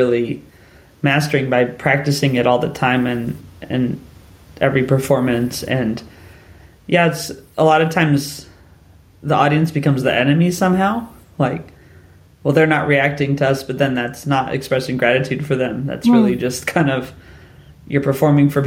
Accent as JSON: {"language": "English", "country": "United States", "first_language": "English", "moved": "yes", "lives_now": "United Kingdom", "said": "English was my first language. I come from the United States"}